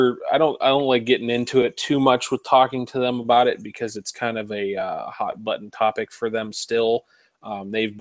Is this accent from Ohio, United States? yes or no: yes; Warren, Ohio, United States; I'm from the Warren, Ohio area. Warren, Ohio is just a little bit south of Cleveland. For people that aren't familiar with the Ohio area, I born and raised there